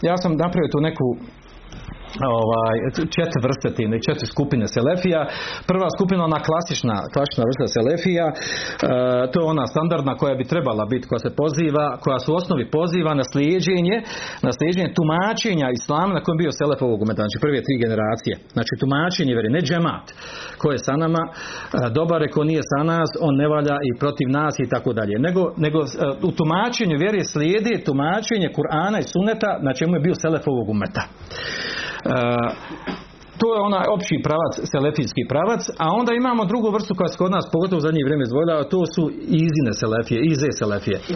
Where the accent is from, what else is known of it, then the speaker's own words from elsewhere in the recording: Bosnia & Herzegovina; kod nas u Bosni